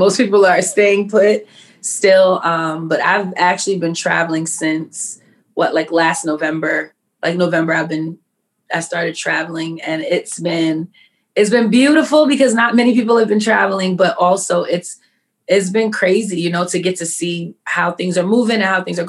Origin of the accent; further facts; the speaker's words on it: New York City, New York, United States; I am born and raised in New York City. Queens, New York, all day, every day, because I'm not moving out